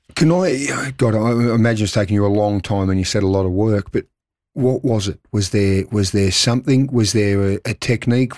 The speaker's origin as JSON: {"language": "English", "town": "Melbourne", "region": "Victoria", "country": "Australia", "tie": "born or raised there", "moved": "as an adult", "lives_now": "Adelaide, Australia", "said": "I grew up in Melbourne, and I came over here"}